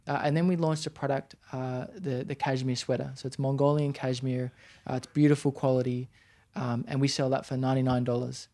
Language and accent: English; Sydney, New South Wales, Australia; I'm born in Australia, I'm from Sydney